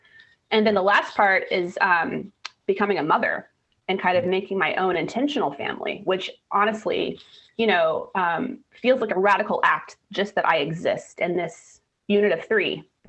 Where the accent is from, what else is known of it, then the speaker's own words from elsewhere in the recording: Missouri, United States; now in Portland, United States; I've lived in Portland for about 20 years, but I didn't grow up here, actually. I grew up in Missouri, kind of out in the wilderness, for lack of a better word, right on a riverbank.